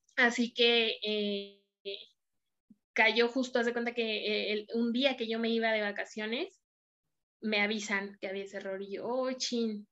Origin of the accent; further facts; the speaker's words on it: Mexico City, Mexico; now in Saltillo, Mexico; Hoy vivo en Saltillo, yo soy de la Ciudad de México